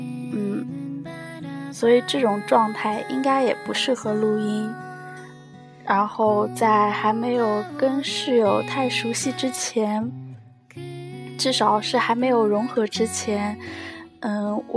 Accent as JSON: {"language": "Chinese", "region": "southern China", "country": "China", "said": "作为一个南方人在北方生存的话，嗯。好像声音就会变调，而且会不自觉的带上这里的口音，而且为了不显示自己很南方"}